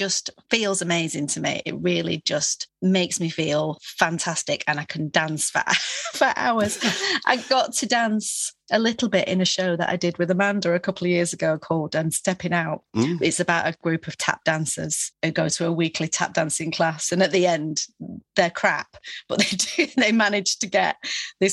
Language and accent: English; Manchester, North West England, United Kingdom; now in London, United Kingdom; growing up in Manchester, it was so full of the arts, music and theatre